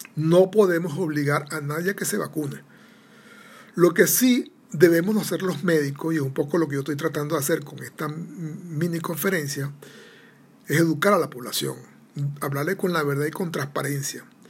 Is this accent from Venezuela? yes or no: yes; Venezuela; soy venezolano